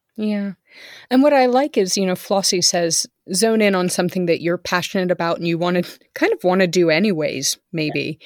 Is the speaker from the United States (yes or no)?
yes; California, United States; moved away; I was from California